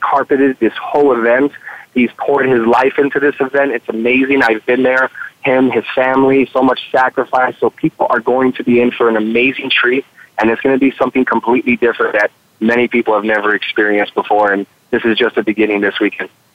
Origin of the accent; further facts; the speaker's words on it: Chicago, Illinois, United States; moved away as an adult; also born or lived in San Diego, California; I grew up in the in the in the northwest side or the west side of Chicago